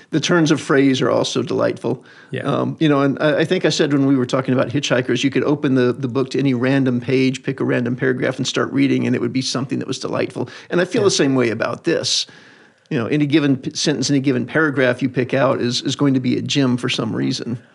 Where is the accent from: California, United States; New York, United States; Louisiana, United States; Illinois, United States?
Louisiana, United States; rural; Louisiana, rural Louisiana, north central